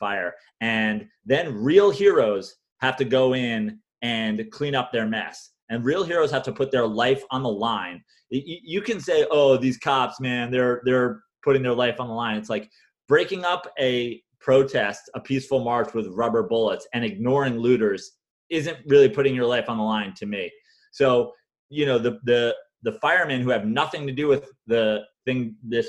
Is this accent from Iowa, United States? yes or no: no; New York, United States; being a New Yorker